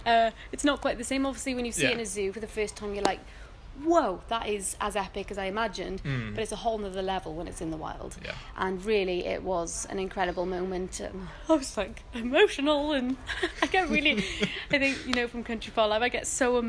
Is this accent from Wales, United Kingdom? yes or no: yes; Cardiff, Wales, United Kingdom; also born or lived in Bristol; I am from Cardiff, as you can probably tell. I've just moved back from Bristol, where I was based on my master's. But yeah, Cardiff is home